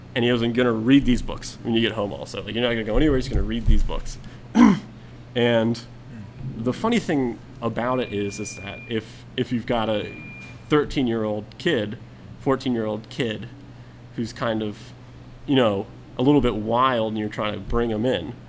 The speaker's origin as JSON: {"language": "English", "town": "Atlanta", "region": "Georgia", "country": "United States", "tie": "born or raised there", "said": "I was born, raised in Atlanta I'd say for about 10 years"}